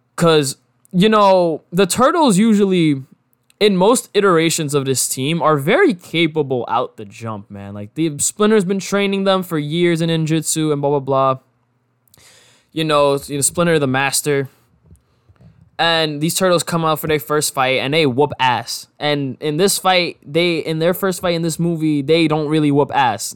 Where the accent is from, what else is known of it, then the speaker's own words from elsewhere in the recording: New York, United States; growing up in New York